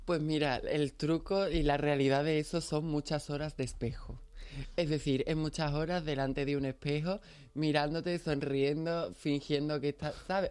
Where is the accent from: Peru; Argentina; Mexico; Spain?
Spain; Pilas, Andalusia; soy de Pilas, ¿qué conoces de mi pueblo?